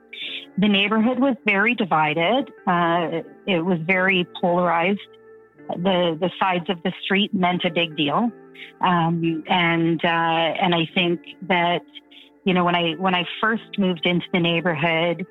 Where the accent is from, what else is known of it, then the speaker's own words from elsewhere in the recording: Toronto, Ontario, Canada; also born or lived in Thunder Bay; the majority of my childhood was here in Toronto, mm-hmm. Different parts of Toronto. We moved around a lot